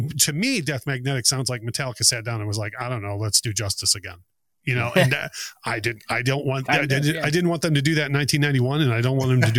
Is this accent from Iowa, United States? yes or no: no; Detroit, Michigan, United States; every time I tell someone I'm from Detroit